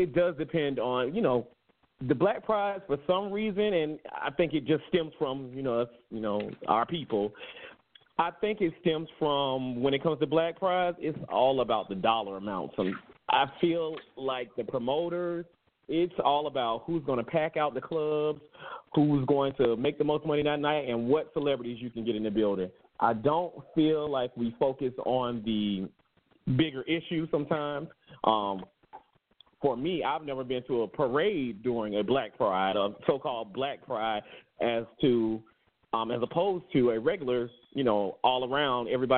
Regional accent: Florida, United States; moved away; also born or lived in Chicago; I'm from Florida

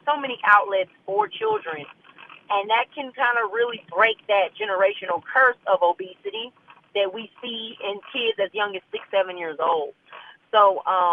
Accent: Leesville, Louisiana, United States; moved away as an adult; now in Baton Rouge, United States; I am a Louisiana native. I'm actually from North Louisiana. I'm from Leesville, Louisiana.

